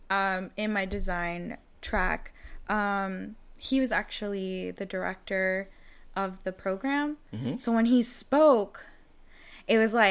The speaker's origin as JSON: {"language": "English", "town": "Jacksonville", "region": "North Carolina", "country": "United States", "said": "I come from Jacksonville, North Carolina."}